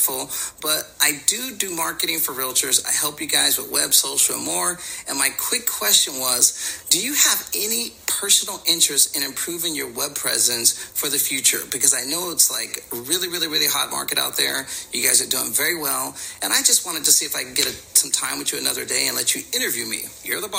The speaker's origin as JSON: {"language": "English", "town": "San Diego", "region": "California", "country": "United States", "tie": "born or raised there", "said": "I grew up here in San Diego."}